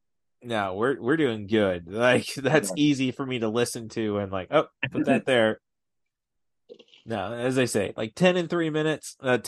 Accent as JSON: {"language": "English", "town": "Peoria", "region": "Illinois", "country": "United States", "tie": "born or raised there", "said": "I was born in Peoria, Illinois. What's that? It's a city."}